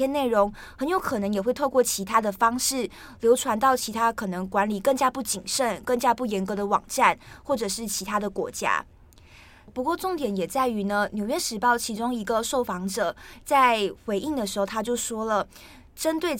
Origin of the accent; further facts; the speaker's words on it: Malaysia; now in Taiwan; 因为我是马来西亚人，那我来台湾念书，所以我觉得我现在的发音就是我现在的人生状态，意思也就是说我就是卡在马来西亚跟台湾之间。